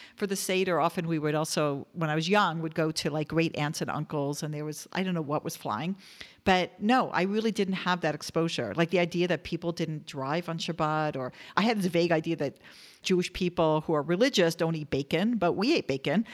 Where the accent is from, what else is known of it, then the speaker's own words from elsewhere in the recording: Toronto, Ontario, Canada; I grew up in Toronto, Canada